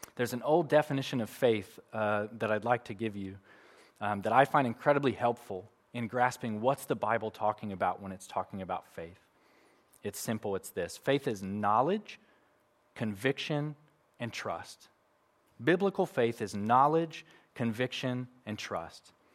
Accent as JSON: {"language": "English", "country": "United States", "moved": "yes", "said": "I'm from America"}